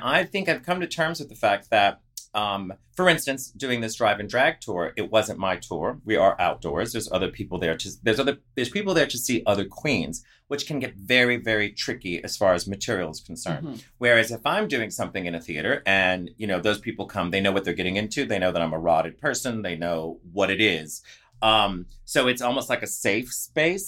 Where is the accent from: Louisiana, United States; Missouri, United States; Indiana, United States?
Louisiana, United States; New Orleans; moved away; I'm from New Orleans